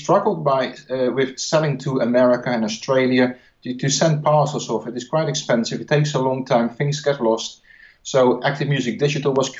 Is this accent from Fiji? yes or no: no; Netherlands; English is a second language; I'm not English. I'm from the Netherlands